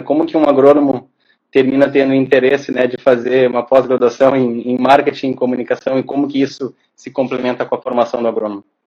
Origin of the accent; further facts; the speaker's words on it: Porto Alegre, Rio Grande do Sul, Brazil; Eu nasci em Porto Alegre, cresci em Porto Alegre, meus amigos são os, os de origem da infância são todos aqui de Porto Alegre.